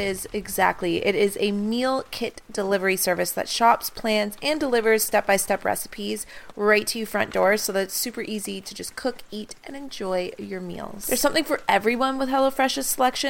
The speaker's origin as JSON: {"language": "English", "country": "Canada", "tie": "born or raised there", "moved": "yes", "lives_now": "Toronto, Canada", "said": "my hometown is a 2.5-hour drive from where I'm living right now in Toronto."}